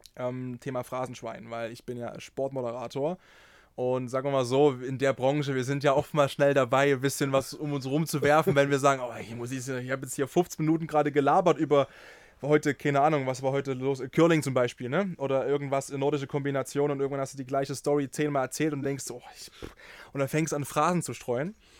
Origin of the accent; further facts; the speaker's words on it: near Dresden, Saxony, Germany; ich bin ja in der Nähe von Dresden geboren und aufgewachsen